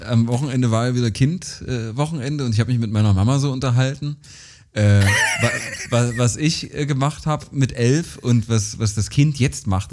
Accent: rural Saxony-Anhalt near Bitterfeld, Germany; auf dem Dorf, also in der sachsen-anhaltinischen, an, sachsen-anhaltischen Provinz groß geworden

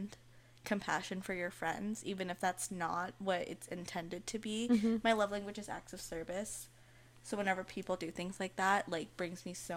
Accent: United States; first language Malayalam; English is a second language; I was born in the U.S.

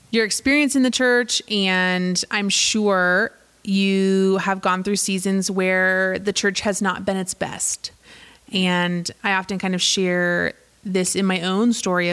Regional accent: Southern California, United States; now in Colorado, United States; I grew up in Southern California.

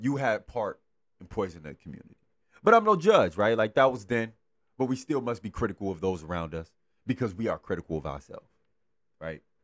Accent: Los Angeles, California, United States; I grew up in South Central. I grew up around the area

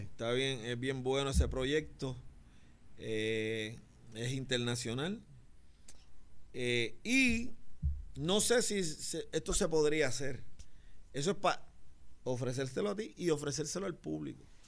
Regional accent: San Juan, Puerto Rico; also born or lived in Barrio Obrero / Las Margaritas; Yo soy del bar, de La Perla, me mudé al barrio obrero, jangué en las Margaritas, corrí todos los caseríos

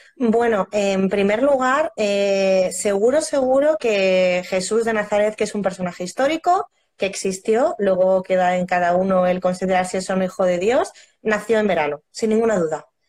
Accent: Roa, Castile and León, Spain; mi pueblo, yo soy de Roa de Duero

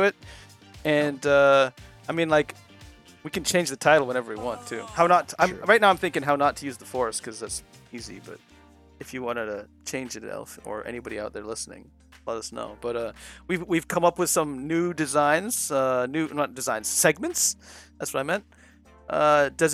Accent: United States; I'm from America

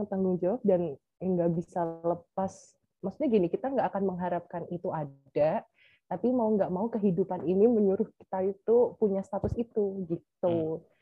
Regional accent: Semarang, Central Java, Indonesia; dari lingkunganku yang dari kecil itu kan di Semarang atau mungkin karena memang lingkunganku sendiri yang memang membuat aku safety gitu kan aman

